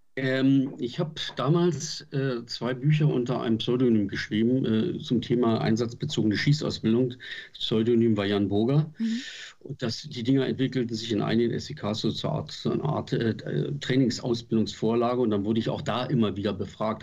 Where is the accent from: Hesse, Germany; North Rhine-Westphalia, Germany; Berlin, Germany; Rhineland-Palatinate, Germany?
Berlin, Germany; Ich war in Berlin. Man hat als Berliner Junge, als Steppke